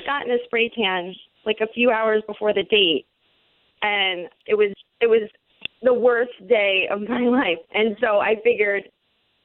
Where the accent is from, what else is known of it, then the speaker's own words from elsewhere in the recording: Central Florida, United States; we're both from Central Florida